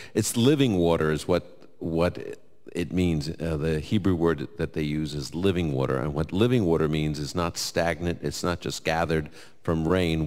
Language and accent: English; New York, United States; I'm from New York.